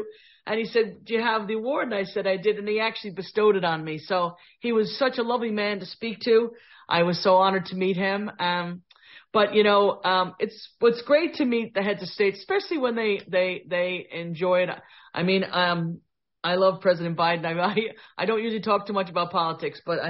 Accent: New York City, New York, United States; a girl who's born and raised in the Bronx

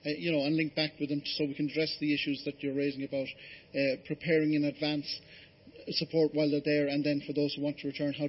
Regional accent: Huddersfield, Yorkshire and the Humber, United Kingdom; now in Ireland; I'm the Sinn Féin spokesperson for the diaspora, and I'm a returned emigrant myself, born and brought up in Huddersfield, and I lost the accent because nobody could understand a word I said when I came home to Ireland.

